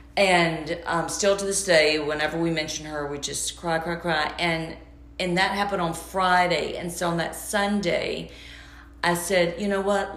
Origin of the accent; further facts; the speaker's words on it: Georgia, United States; moved away; I'm from Georgia